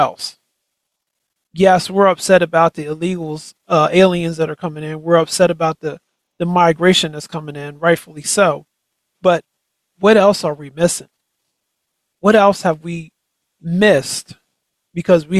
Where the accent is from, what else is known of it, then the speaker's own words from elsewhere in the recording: United States; we as American people